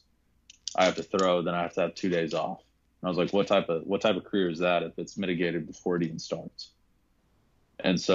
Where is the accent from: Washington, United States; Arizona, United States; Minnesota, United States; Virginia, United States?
Arizona, United States; I'm also from Arizona